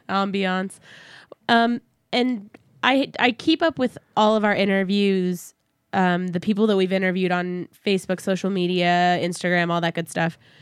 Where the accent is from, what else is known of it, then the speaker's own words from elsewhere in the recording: San Antonio, Texas, United States; moved away; my hometown zoo